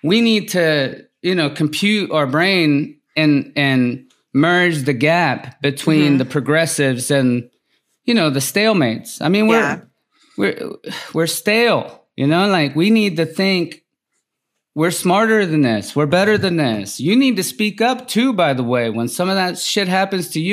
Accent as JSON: {"language": "English", "region": "Mississippi", "country": "United States", "tie": "born or raised there", "said": "I grew up in Mississippi, mm-hmm. very poor"}